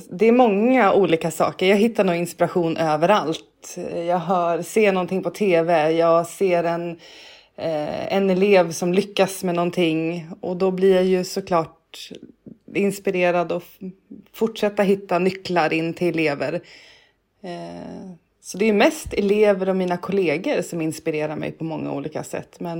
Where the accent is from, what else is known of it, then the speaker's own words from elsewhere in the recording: Stockholm, Stockholm County, Sweden; Eh, jag är född och uppväxt i Stockholm. Bott på Söder, på Åsögatan och gått på Katarina Södra skola.